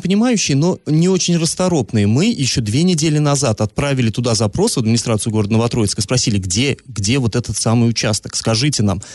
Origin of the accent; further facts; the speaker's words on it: Energetik, Orenburg Oblast, Russia; moved away; с моей малой родины вести приходят, в поселке Энергетик